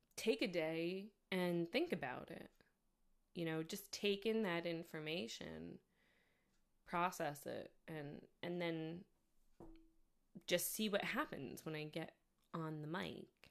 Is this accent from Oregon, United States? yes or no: no; New York, United States; I'm not from the South, of course, I'm from New York